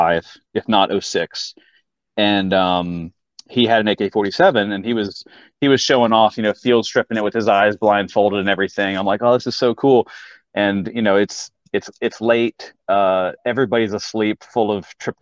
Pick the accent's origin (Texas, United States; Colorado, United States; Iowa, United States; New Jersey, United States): Texas, United States; Fort Worth; moved away as an adult; also born or lived in Charlottesville, Virginia; now in Virginia, United States; I was born in Charlottesville, but grew up in Fort Worth, Texas, fourth grade through high school.